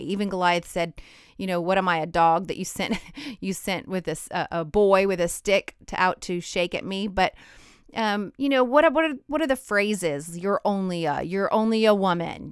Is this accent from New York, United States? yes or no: no; Idaho, United States; moved away; also born or lived in Lake Charles, Louisiana; I'm from Idaho originally